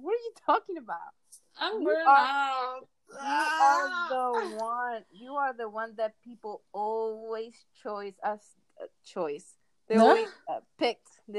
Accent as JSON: {"language": "English", "country": "Venezuela", "tie": "born or raised there", "first_language": "Spanish", "second_language": "English", "moved": "yes", "said": "we were born and raised in Venezuela. Spanish is our first language"}